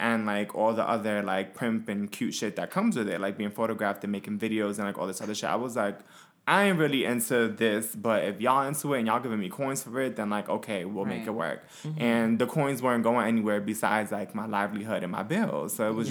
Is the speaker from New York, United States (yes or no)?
yes; Brooklyn, New York, United States; I'm from Brooklyn.